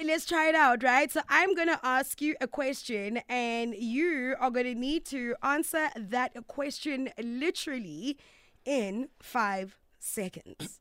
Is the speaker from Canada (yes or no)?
no; South Africa; English is a second language; growing up in South Africa, at the end of the day, English is not my mother tongue